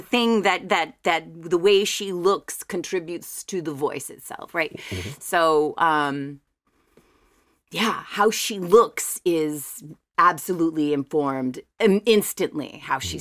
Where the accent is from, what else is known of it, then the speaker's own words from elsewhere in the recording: River Ridge, Louisiana, United States; also born or lived in New Orleans; born and raised in Jefferson Parish in, in a little awesome. town called River Ridge, which is about five minutes outside of New Orleans